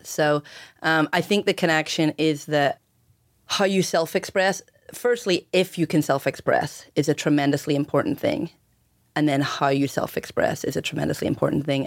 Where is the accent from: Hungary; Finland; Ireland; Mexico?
Ireland; moved away; growing up in Ireland